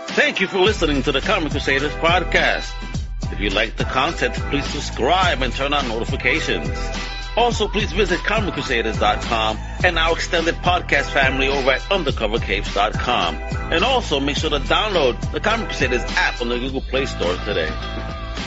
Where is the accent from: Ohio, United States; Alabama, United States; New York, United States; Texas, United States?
New York, United States; moved away; Growing up in New York